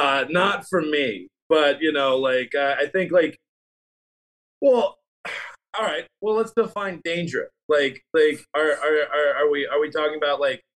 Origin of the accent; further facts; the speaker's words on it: the South, Southern United States, United States; accent: Southern; anytime I leave the South